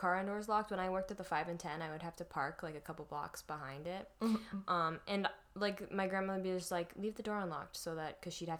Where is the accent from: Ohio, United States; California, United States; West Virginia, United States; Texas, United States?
Ohio, United States; born there; Anyway, I'm from Ohio. By from, I mean I was born there.